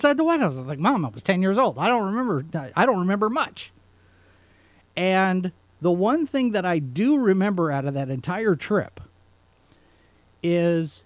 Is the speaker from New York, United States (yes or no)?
no; Dallas, Texas, United States; We're from Dallas